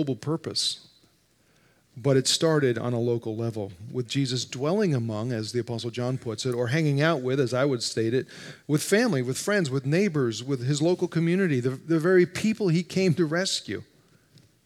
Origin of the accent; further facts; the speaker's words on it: New Jersey, United States; moved away; I grew up in North Jersey, just outside New York